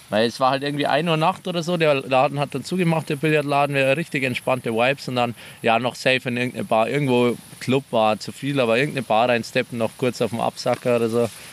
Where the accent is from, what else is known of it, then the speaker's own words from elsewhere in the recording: near Munich, Bavaria, Germany; Nähe München